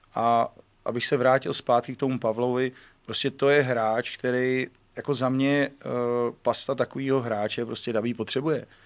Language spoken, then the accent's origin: Czech; Czechia; my Češi